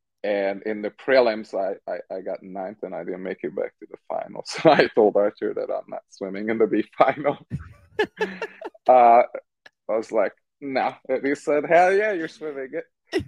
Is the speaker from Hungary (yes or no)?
yes; Hungary; moved away as an adult; now in United States; created an atmosphere that was very different from what I was used to from Hungary.